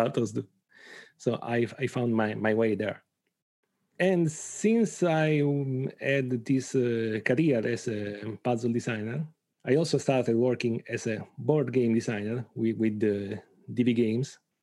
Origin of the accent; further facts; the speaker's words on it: Bari, Apulia, Italy; from Italy, from Bari, a small, a, a town in Apulia, in the south of Italy.